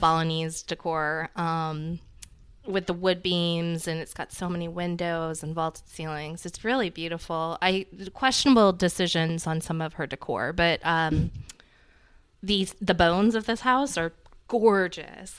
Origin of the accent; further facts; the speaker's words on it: the South, United States; as a Southerner